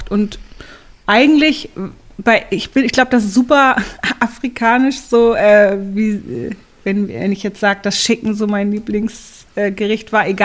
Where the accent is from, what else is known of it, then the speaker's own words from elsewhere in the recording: Stade, Lower Saxony, Germany; Und ihr Vater ähm, kam von Malaysia und hatte dann in Stade, wo ich aufgewachsen bin, ähm, ein Restaurant.